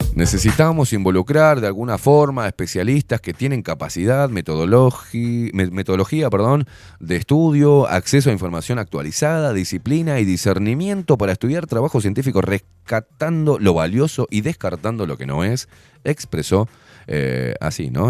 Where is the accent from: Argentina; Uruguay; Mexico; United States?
Uruguay; en Uruguay me hicieron nacer